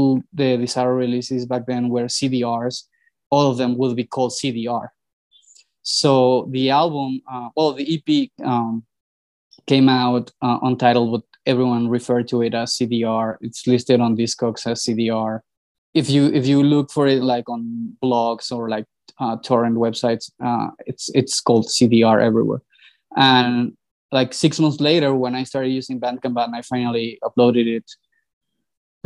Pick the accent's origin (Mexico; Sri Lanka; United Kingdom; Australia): Mexico; Mexico City; I was born and raised here